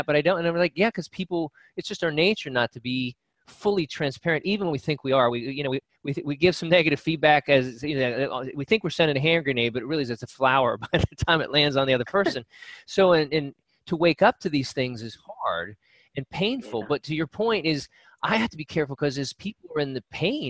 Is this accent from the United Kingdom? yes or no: yes; United Kingdom; I get up every day and I put on my shirt and I'm Brit and I do the Brit things and I say the Brit things